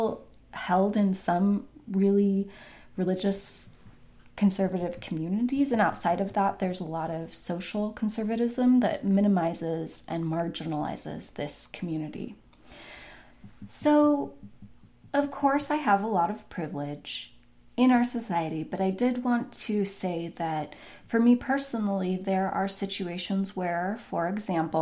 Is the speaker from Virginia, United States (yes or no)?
no; Portland, Oregon, United States; my hometown of Portland